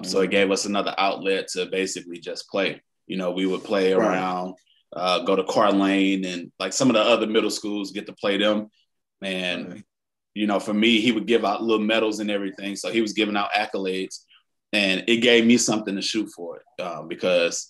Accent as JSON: {"language": "English", "town": "St. Louis", "region": "Missouri", "country": "United States", "tie": "born or raised there", "said": "I grew up in Walnut Park"}